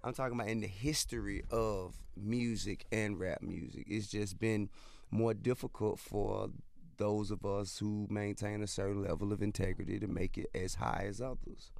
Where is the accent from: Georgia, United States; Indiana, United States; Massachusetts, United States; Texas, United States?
Georgia, United States; Atlanta; I'm from Bankhead, which is basically two major avenues that are parallel to each other